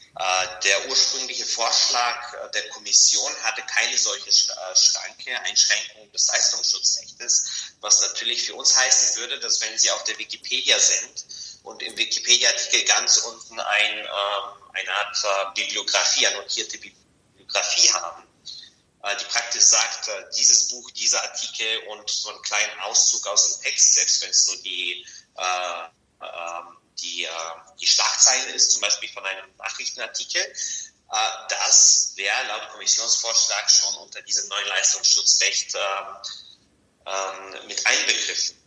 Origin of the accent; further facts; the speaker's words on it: Bulgaria; also born or lived in Hagenberg, Austria / Vienna, Austria; now in Brussels, Belgium; ich komme ursprünglich aus Bulgarien